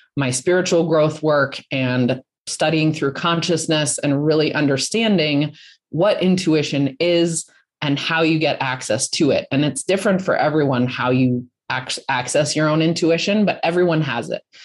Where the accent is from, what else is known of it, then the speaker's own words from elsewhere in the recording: Colorado, United States; I'm from Colorado